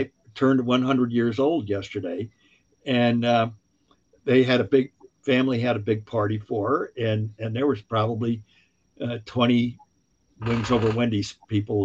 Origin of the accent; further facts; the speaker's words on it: New York City, New York, United States; I was born in Greenwich Village and in the right part of New York